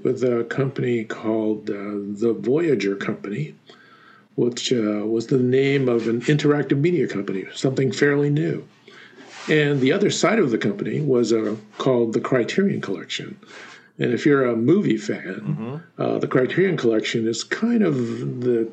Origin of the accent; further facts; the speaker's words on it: Los Angeles, California, United States; I grew up in Silver Lake in Los Angeles